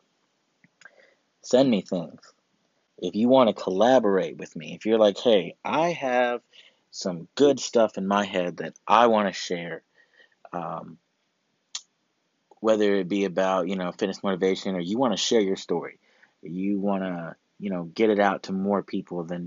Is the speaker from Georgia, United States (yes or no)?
yes; Augusta, Georgia, United States; right now in Augusta, Georgia, my hometown where I'm from, in North Augusta, the CSRA